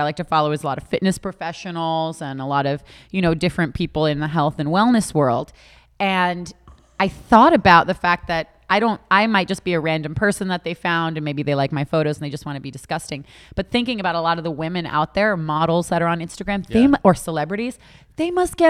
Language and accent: English; Boca Raton, Florida, United States; I grew up in Boca Raton.